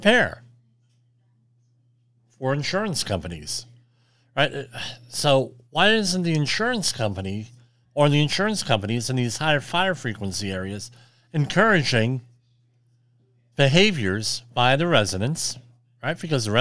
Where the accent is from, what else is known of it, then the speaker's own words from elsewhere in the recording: Woodbridge, New Jersey, United States; my hometown of Woodbridge, New Jersey